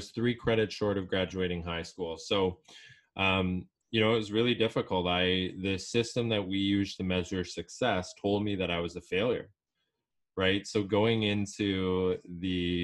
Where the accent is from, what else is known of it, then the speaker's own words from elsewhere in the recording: Edmonton, Alberta, Canada; I'm originally from Edmonton, Alberta